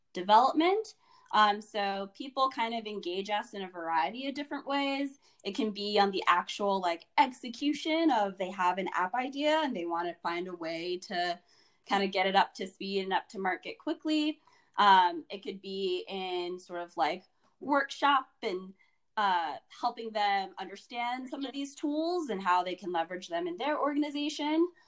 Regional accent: Alexandria, Virginia, United States; I'm a DMVer. So I grew up in um, the Virginia area. I went to Hayfield Secondary School, um, which was in Alexandria, Virginia

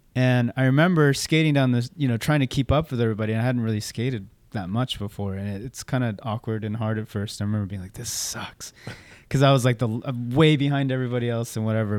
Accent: Orange County, California, United States; also born or lived in San Luis Obispo / Santa Barbara / Gardena / Torrance; ended up making our way down to Orange County, uh, when I was, like, in fourth grade

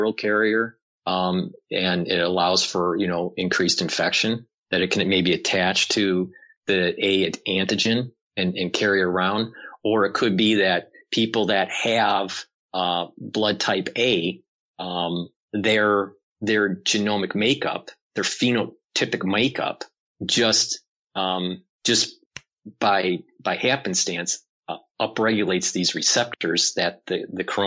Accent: Detroit, Michigan, United States; I was born and raised in Detroit

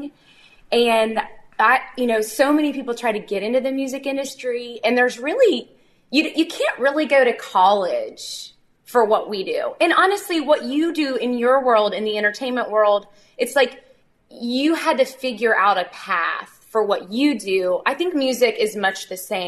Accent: Nashville, Tennessee, United States; I grew up here in Nashville.

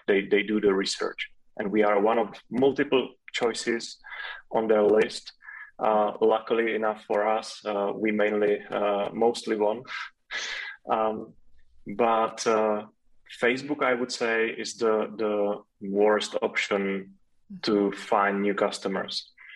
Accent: Czechia; first language Czech; English is a second language

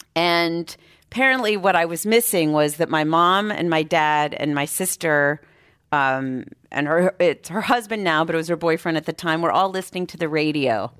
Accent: Boston, Massachusetts, United States; moved away as an adult; now in San Francisco, United States; I grew up in Boston, Massachusetts

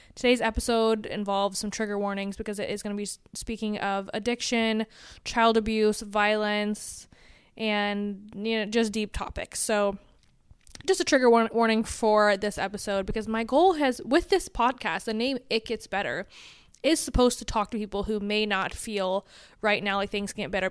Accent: Atlanta, Georgia, United States; I grew up in Atlanta, Georgia

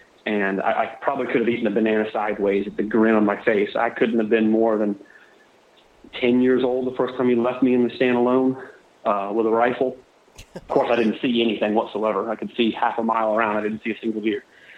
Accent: Florida, United States; So yes, I was born in Florida. I live on the west coast of Florida, southwest Florida. I'm fourth generation Floridian, or Florida cracker.

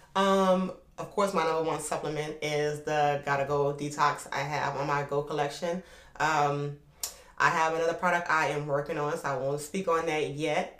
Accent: New Orleans, Louisiana, United States; moved away as an adult; also born or lived in Oklahoma / Atlanta; I'm from New Orleans, Louisiana, uptown. Upper Line to be exact

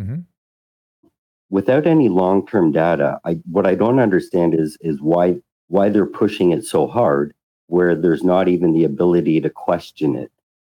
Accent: Canada; I'm from Canada.

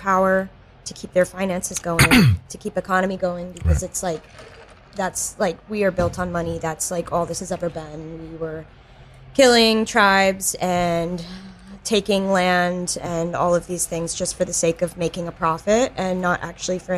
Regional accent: North Carolina, United States; moved away; I'm from the South, and recently one of my high school friends came to visit, and she still lives in like my tiny North Carolina town

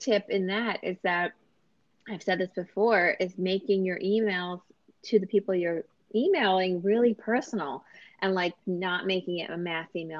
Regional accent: New York City, New York, United States; I'm a New Yorker

